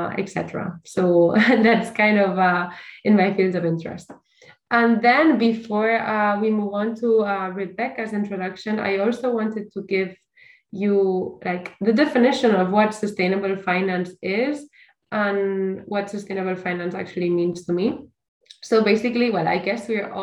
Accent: Barcelona, Catalonia, Spain; I am from Barcelona

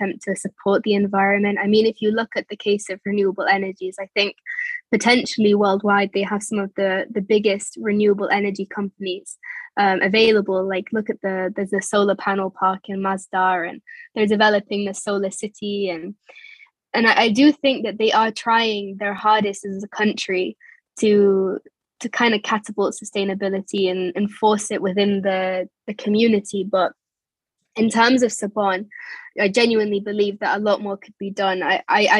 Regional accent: England, United Kingdom; moved away; also born or lived in United Arab Emirates; growing up in England

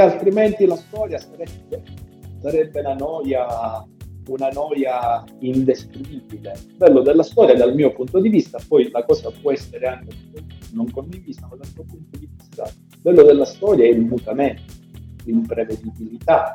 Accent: Sicily, Italy; io da siciliano

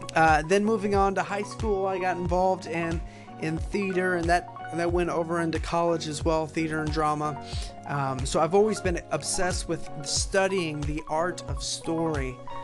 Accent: Chicago, Illinois, United States; born there; I was born right outside of Chicago, Illinois

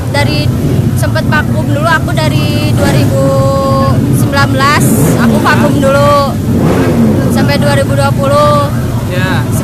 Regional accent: Cimahi, West Java, Indonesia; Saya dari Cimahi.

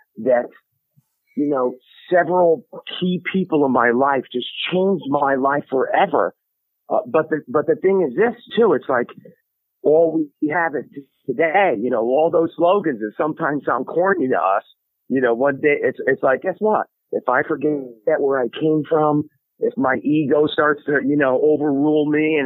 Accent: New Haven, Connecticut, United States; I grew up in New Haven, Connecticut

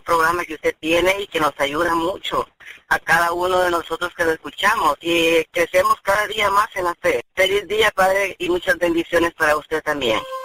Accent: El Salvador; yo soy de El Salvador

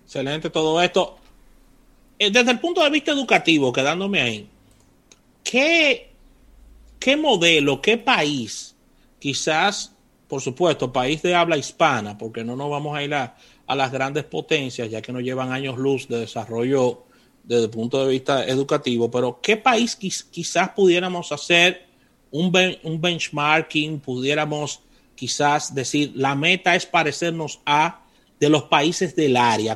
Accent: Dominican Republic; República Dominicana, que somos muy dados al inglés

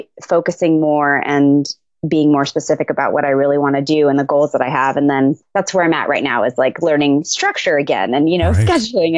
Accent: Tucson, Arizona, United States; I'm originally from Tucson, Arizona. I was born there, moved around a little bit, and but ended up ultimately back in Tucson.

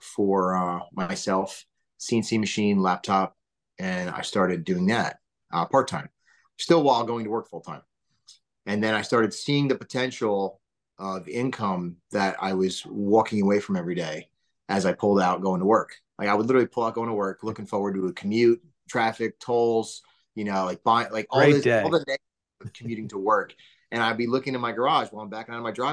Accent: Paramus, New Jersey, United States; born and raised in Paramus, New Jersey

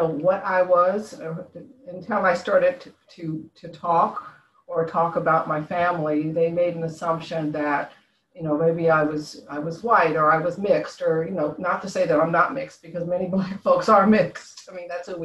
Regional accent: San Francisco Bay Area, California, United States; moved away as an adult; also born or lived in Concord, California; now in Washington DC area, United States; I grew up in, I was born in San Francisco. I was, my parents, when I was 9 years old, moved us out to a suburb area, Concord, California

